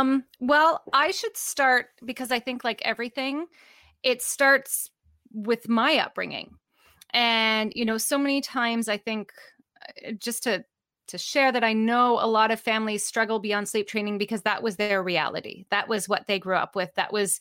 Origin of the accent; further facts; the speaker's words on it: Canada; also born or lived in Vancouver, Canada / Ontario, Canada; I am Canadian.